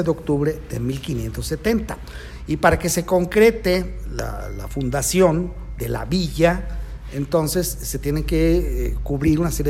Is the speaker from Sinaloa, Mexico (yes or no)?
no; Celaya, Guanajuato, Mexico; Somos celayitos